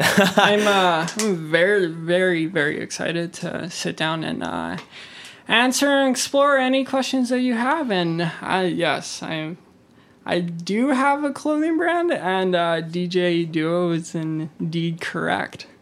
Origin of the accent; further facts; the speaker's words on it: Kelowna, British Columbia, Canada; I'm born and raised from Kelowna